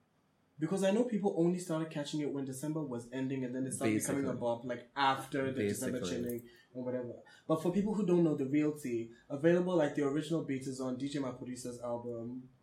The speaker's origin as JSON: {"language": "English", "country": "Botswana", "tie": "born or raised there", "said": "I was born and raised in Botswana."}